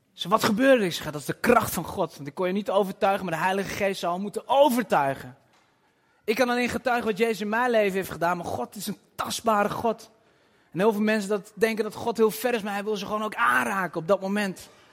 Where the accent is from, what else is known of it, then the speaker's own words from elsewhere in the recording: Twente, Overijssel, Netherlands; also born or lived in Nijvel (possibly Nijverdal), birthplace; Ik kom uit Twente